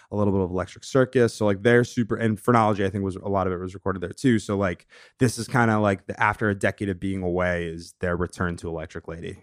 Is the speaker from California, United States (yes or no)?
no; Longmeadow, Massachusetts, United States; moved away as an adult; also born or lived in Saratoga Springs, New York; now in Brooklyn, United States; I'm from this small town in Western Massachusetts, Long Meadow, Mass. Shout out to four one three. Um, grew up there, spent, you know, a full eighteen years there